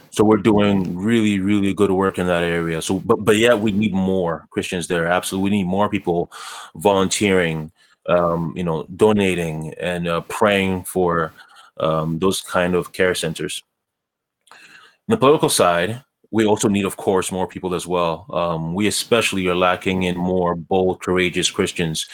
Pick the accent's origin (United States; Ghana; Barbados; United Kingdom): Ghana; now in Canada; I was born in Ghana, um, as you said. I was born to, um, a single mother in, in Ghana.